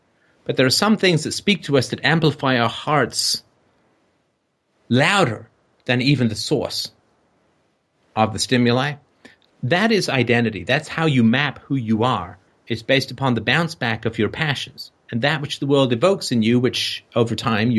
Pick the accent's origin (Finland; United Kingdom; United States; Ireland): Ireland; You son of a bitch, don't you know I'm Irish?